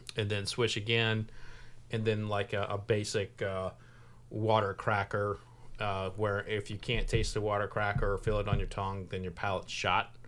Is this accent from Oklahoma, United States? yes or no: yes; Oklahoma, United States; now in Kentucky, United States; I'm from Oklahoma, but I've been adopted by the state